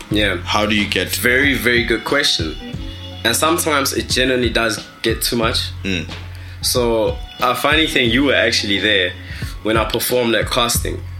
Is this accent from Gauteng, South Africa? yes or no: no; Kanana, North West, South Africa; first language Tswana; English is a second language; So I'm from Rustenburg, um, from a village in Rustenburg. Actually, it's called Kanana. Shout out all my Kanana people, all my Northwest Bruce, Kimotswana. So I'm a Tswana speaking person.